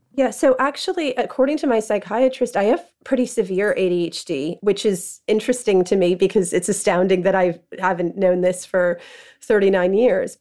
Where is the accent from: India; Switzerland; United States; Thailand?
United States; New York; moved away as an adult; now in London, United Kingdom; Growing up in New York and being in high school in the nineties